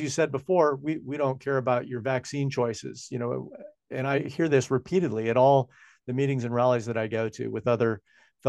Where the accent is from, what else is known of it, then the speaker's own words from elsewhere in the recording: Washington, United States; now in New Zealand; Washington state, my home state where I come from